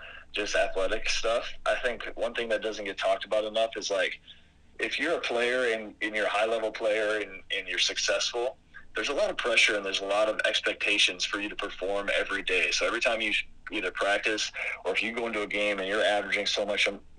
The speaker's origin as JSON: {"language": "English", "region": "Minnesota", "country": "United States", "tie": "born or raised there", "said": "I'm from Minnesota"}